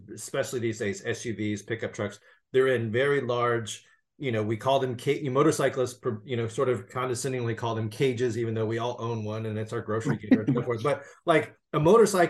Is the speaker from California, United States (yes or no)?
yes; California, United States; I'm a Californian